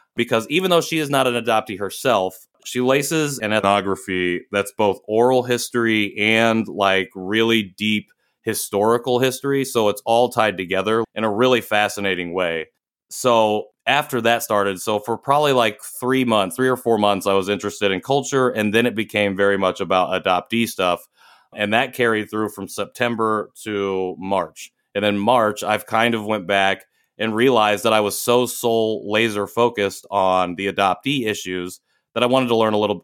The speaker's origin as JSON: {"language": "English", "region": "rural Indiana", "country": "United States", "tie": "born or raised there", "also_born_or_lived": "Seoul, South Korea / Chicago / Houston", "moved": "as an adult", "said": "I was born in Seoul in 1990 and transracially adopted by a white family in rural Indiana, very small town. Um, grew up there"}